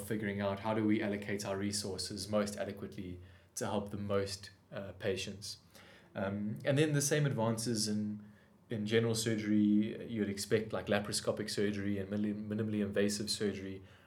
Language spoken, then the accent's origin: English; South Africa; as a South African